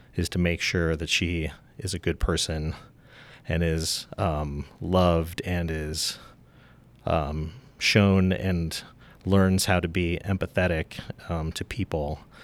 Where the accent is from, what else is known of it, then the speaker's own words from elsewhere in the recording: Helena, Montana, United States; moved away as an adult; I grew up in Helena